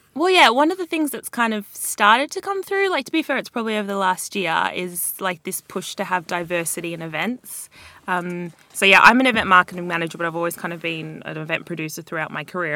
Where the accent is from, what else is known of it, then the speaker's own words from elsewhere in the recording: Australia; moved away as an adult; now in London, United Kingdom; I'm Australian